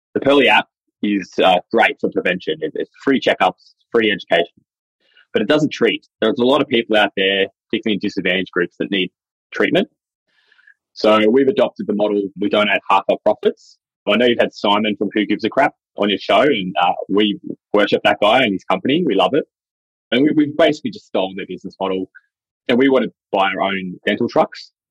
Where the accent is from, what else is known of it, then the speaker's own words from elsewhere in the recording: Dubbo, New South Wales, Australia; I'm Wiradjuri from Dubbo in central New South Wales